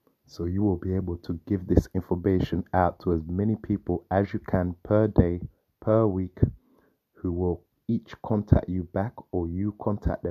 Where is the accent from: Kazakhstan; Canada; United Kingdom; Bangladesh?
United Kingdom; London; I'm from London here, UK